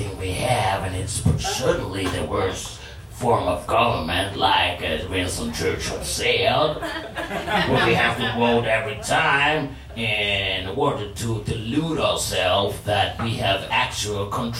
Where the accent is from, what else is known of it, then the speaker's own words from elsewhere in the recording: Iceland; accent: Icelandic; I'm a comedian from Iceland.